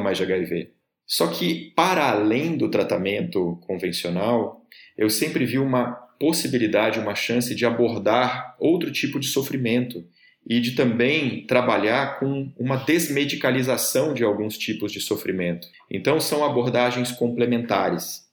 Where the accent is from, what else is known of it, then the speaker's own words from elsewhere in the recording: Rio de Janeiro, Brazil; minha família morava lá, sou do Rio